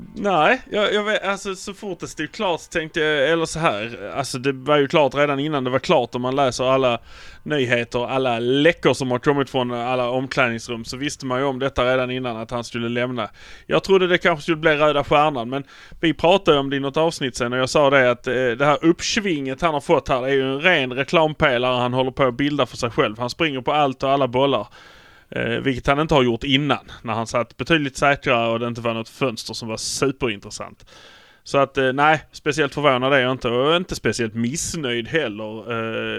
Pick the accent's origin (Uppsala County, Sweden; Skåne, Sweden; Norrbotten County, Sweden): Skåne, Sweden; Malmö; vi är från Malmö